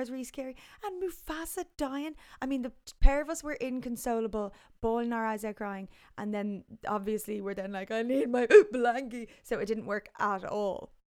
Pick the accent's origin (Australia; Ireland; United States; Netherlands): Ireland; moved away; also born or lived in London; growing up in Ireland